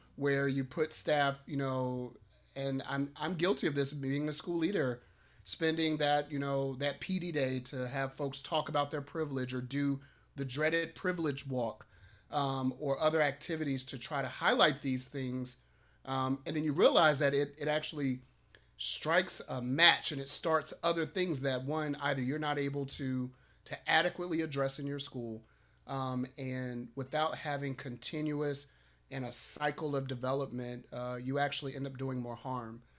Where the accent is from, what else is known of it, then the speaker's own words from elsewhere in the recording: Chicago, Illinois, United States; I'm from Chicago, right, right down I ninety-four